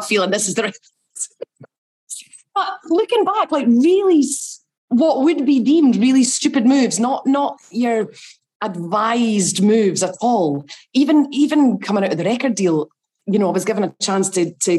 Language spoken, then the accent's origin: English; Glenrothes, Scotland, United Kingdom; I was brought up in Glenrothes in Fife